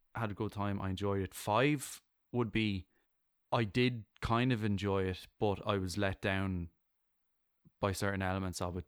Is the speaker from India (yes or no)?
no; Ireland; I'm I'm Irish